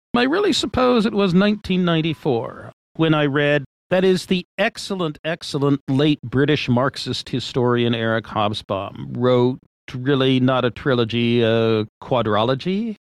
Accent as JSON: {"language": "English", "town": "Washington", "region": "District of Columbia", "country": "United States", "tie": "born or raised there", "also_born_or_lived": "Massachusetts", "moved": "as an adult", "lives_now": "California, United States", "said": "Parents moved to Washington, D.C., and I moved along with them when I was five. Um, grew up in Washington, D.C."}